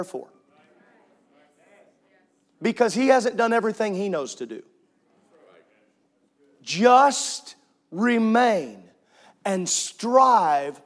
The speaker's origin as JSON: {"language": "English", "region": "Midwest", "country": "United States", "tie": "born or raised there", "said": "I grew up in the middle of cornfield"}